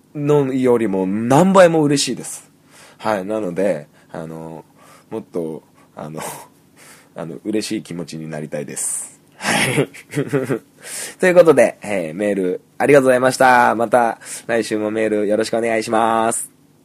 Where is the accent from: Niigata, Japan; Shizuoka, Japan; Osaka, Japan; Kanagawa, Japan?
Niigata, Japan; 僕は新潟